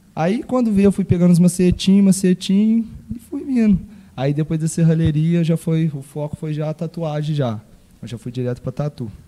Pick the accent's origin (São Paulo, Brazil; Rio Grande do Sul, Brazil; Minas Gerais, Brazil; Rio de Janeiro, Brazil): Minas Gerais, Brazil; São Sebastião do Paraíso; eu fui nascido e criado aqui em São Sebastião do Paraíso, no bairro São Judas